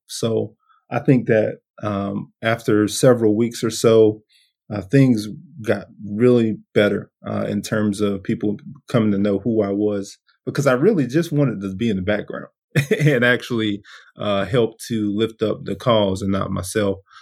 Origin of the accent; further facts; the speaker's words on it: Brunswick, Georgia, United States; also born or lived in Washington, D.C.; I'm from Brunswick, Georgia, uh, deep South Georgia.